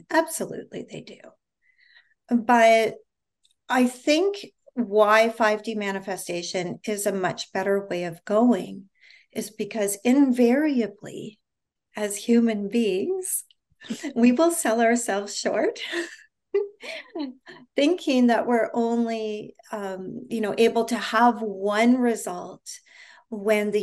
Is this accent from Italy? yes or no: no; Canada; moved away as an adult; now in United States; I'm originally from Canada. For those of you that don't know, I now live in the United States